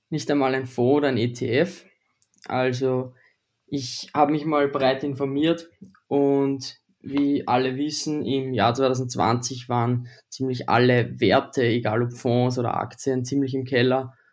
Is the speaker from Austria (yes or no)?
yes; Austria; ich bin aus Österreich, ich bin 19 Jahre alt und wohne in der Nähe von Wien.